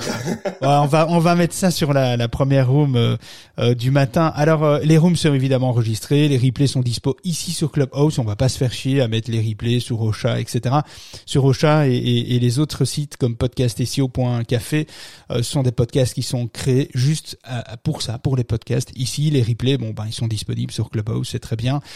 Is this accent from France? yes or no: no; Belgium; chez nous en Belgique.